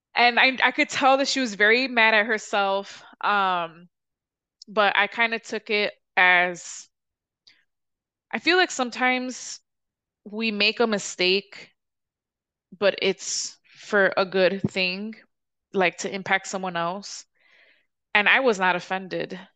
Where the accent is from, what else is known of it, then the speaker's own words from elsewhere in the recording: Chicago, Illinois, United States; I'm from the South Side